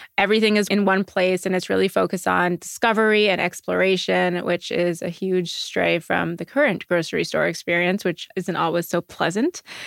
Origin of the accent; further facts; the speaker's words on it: Montreal, Quebec, Canada; now in New York, United States; I'm from Montreal originally and I grew up where you walk on the street and everyone says, "Good morning,"